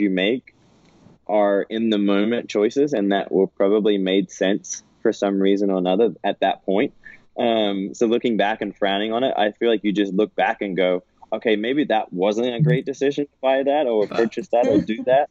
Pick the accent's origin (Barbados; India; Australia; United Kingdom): Australia; also born or lived in California; now in United States; as a kid growing up in Aussie, I always felt like I was always around the beach